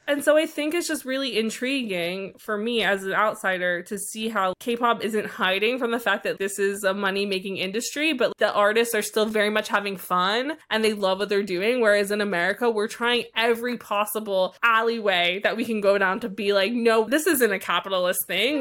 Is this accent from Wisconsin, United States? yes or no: no; New York, United States; also born or lived in Philadelphia; I went to college in Philadelphia, which is, like, an hour and a half from where I lived in New York